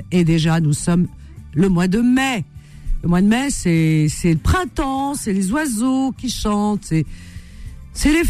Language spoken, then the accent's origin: French; Rouen, Normandy, France; je suis de Rouen, 73, ah, Normandie.